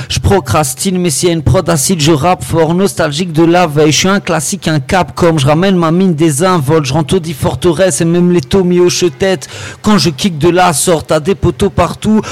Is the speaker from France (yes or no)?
no; Saint-Gilles, Brussels-Capital Region, Belgium; Moi j'ai grandi à Saint-Gilles, j'ai vécu 10 ans dans le centre